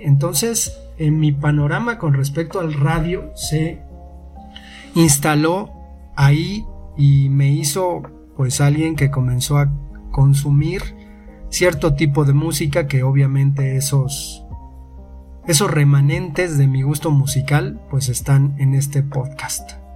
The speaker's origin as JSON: {"language": "Spanish", "country": "Mexico", "said": "somos de México"}